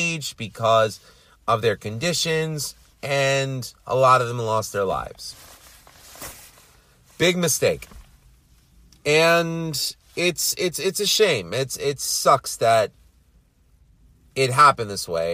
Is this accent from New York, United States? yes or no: yes; New York City, New York, United States; I'm from Queens